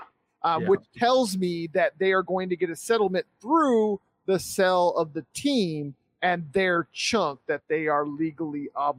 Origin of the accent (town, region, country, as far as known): Sterling, Colorado, United States; born or raised there